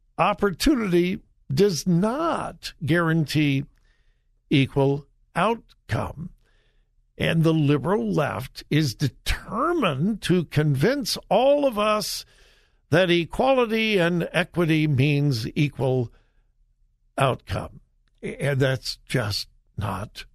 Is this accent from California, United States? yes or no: yes; Los Angeles, California, United States; I grew up in the Los Angeles area